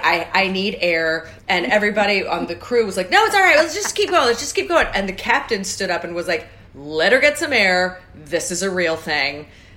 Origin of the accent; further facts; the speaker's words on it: St. Louis, Missouri, United States; from St. Louis.